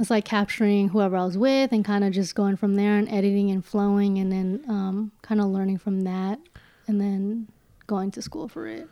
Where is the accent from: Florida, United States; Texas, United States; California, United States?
California, United States; Daly City; also born or lived in San Francisco / Los Angeles; I was born in San Francisco, grew up my entire life in Daly City